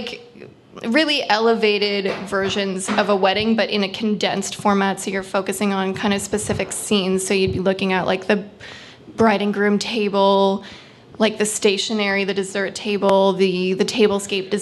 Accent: East Coast, Atlantic Canada, Canada; accent: East Coast; now in Ottawa, Canada; I'm from the East Coast. And perpetually I'm on, and everyone makes fun of my accent

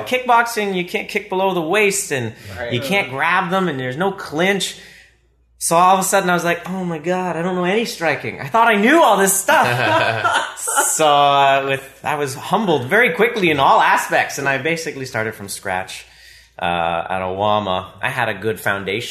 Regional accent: Ottawa, Ontario, Canada; I've been born and raised in Ottawa

